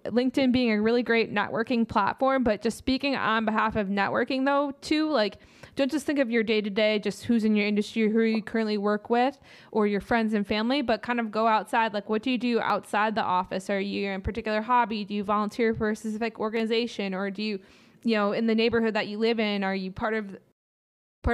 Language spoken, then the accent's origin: English; Midwest, United States; we're coming from the Midwest nice side